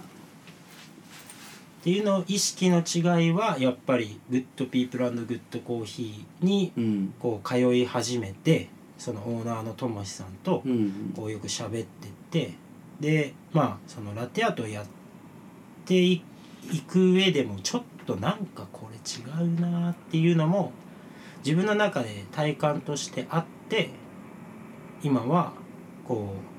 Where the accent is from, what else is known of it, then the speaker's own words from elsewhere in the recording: Toki, Gifu, Japan; moved away as an adult; now in Tokyo, Japan; 岐阜県土岐市っていう町は陶器がすごく盛んな町でうん炎の町って呼ばれてるんですけど